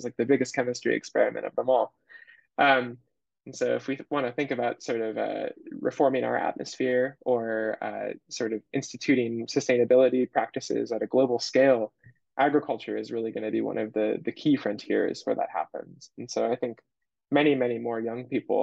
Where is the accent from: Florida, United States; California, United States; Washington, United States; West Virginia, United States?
California, United States; Bay Area; I'm a California native. I'm from the Bay Area